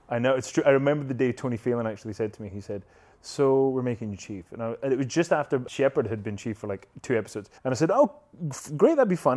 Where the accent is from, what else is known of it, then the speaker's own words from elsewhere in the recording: Scotland, United Kingdom; accent: Scottish; moved away; my Scottish accent